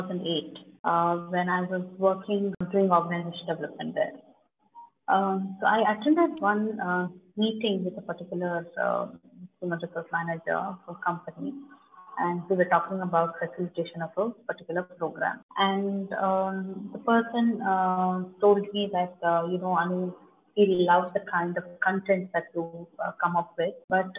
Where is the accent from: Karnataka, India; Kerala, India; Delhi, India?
Karnataka, India; Bangalore; I am basically from Bangalore